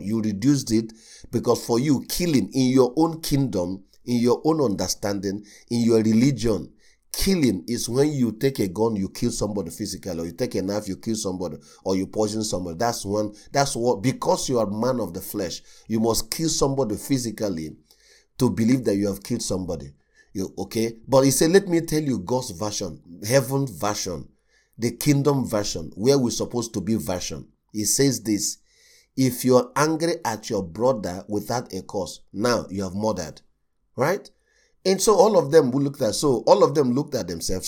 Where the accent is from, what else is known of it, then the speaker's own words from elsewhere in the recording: Nigeria; I come from Nigeria.